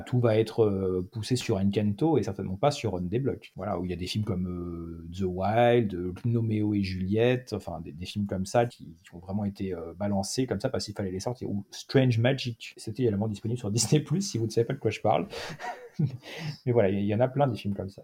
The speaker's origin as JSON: {"language": "French", "town": "Cannes", "region": "Provence-Alpes-Côte d'Azur", "country": "France", "also_born_or_lived": "Île-de-France", "moved": "yes", "said": "je suis de Cannes, donc je, connais les cinémas de Cannes"}